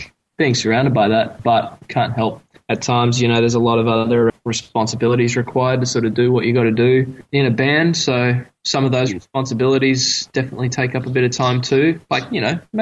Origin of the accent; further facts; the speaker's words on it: Australia; we're all Aussie homegrown boys. And we all reside sort of within the Queensland, New South Wales, sort of right on the border